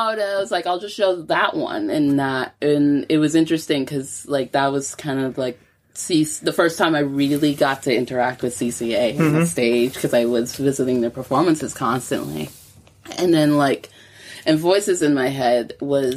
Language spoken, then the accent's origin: English; New York, United States; moved away as an adult; now in Glasgow, United Kingdom; I grew up in New York